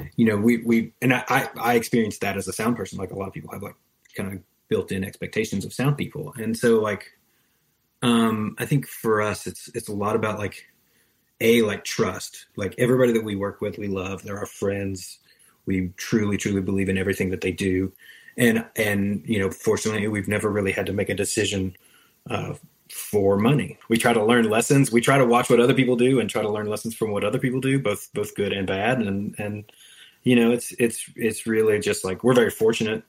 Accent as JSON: {"language": "English", "region": "Western North Carolina", "country": "United States", "said": "I'm from Western North Carolina"}